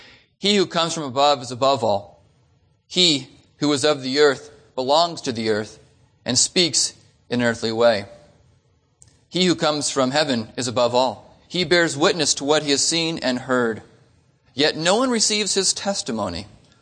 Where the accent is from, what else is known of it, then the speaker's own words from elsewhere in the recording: Phoenix, Arizona, United States; So we're from Phoenix, and it only took us 2 hours to get here.